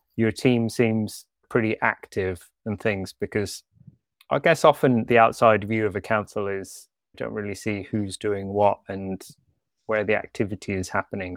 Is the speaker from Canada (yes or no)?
yes; Canada; moved away as an adult; also born or lived in Switzerland; now in London, United Kingdom; I'm actually part Swiss, part British, but I grew up in Canada